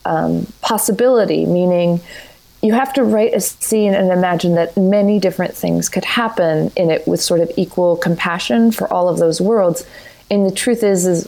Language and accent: English; Corrales, New Mexico, United States; I grew up in Corrales, New Mexico.